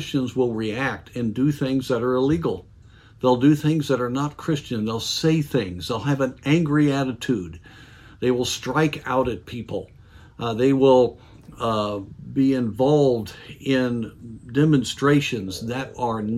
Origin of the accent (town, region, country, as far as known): United States